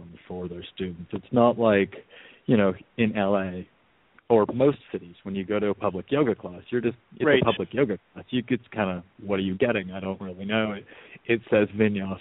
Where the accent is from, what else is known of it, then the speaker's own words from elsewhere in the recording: Canada; moved away as an adult; also born or lived in Vancouver, Canada / Europe / Los Angeles, United States; We are both Canadian, and we moved from Vancouver to Europe, and we moved from Europe to America, and we now moved back to Canada